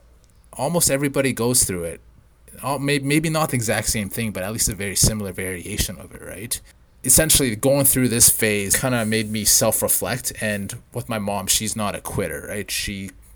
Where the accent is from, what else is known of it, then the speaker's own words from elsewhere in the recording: Edmonton, Alberta, Canada; moved away; also born or lived in Vancouver; I grew up around, if for all you Edmonton listeners out there, I grew up in River Bend.